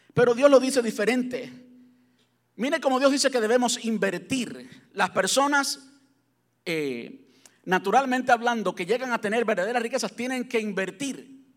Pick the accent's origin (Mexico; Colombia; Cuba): Cuba; moved away; Yo soy cubano, y pues en Cuba, pues jamás soñé tener un carro con aire acondicionado